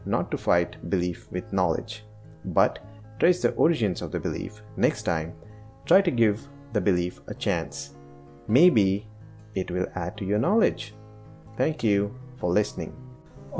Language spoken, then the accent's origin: English; India; as an Indian, since childhood, I've observed everyone around me carrying some beliefs